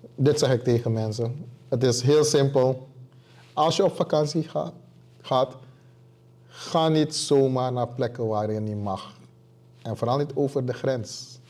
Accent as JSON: {"language": "Dutch", "country": "Suriname", "moved": "as an adult", "lives_now": "Rotterdam, Netherlands", "said": "ik kom uit Suriname zelfs"}